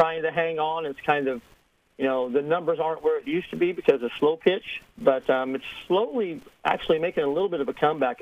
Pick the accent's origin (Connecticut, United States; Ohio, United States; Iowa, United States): Iowa, United States; Melcher-Dallas; I'm from Melcher, Dallas, Iowa